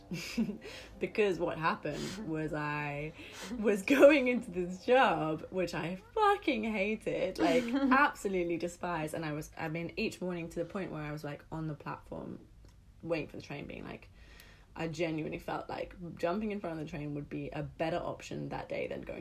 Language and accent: English; London, United Kingdom; I grew up in London